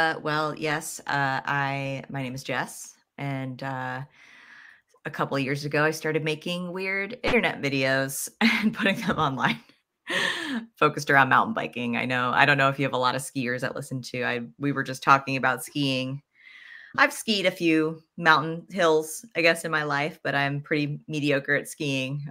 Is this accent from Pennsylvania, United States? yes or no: yes; Pennsylvania, United States; I grew up in Pennsylvania that's where I learned a mountain bike too